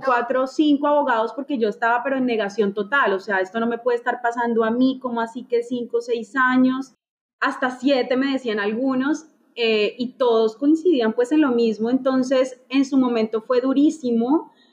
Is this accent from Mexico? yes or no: no; Neiva, Huila, Colombia; moved away as an adult; now in Chicago, United States; yo soy de Neiva, Neiva es una ciudad pequeña